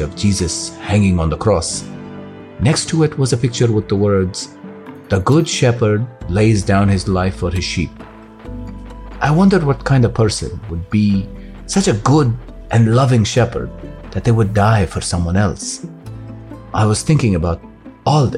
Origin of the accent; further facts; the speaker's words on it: France; moved away as an adult; now in North Africa; I am a North African Berber, but I grew up in France.